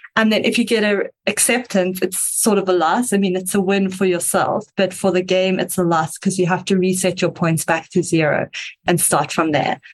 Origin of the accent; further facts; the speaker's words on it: South Africa